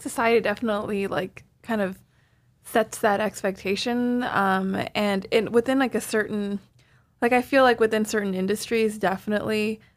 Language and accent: English; Toronto, Ontario, Canada; now in New York, United States; Rami and I are both Canadian. We're both from Toronto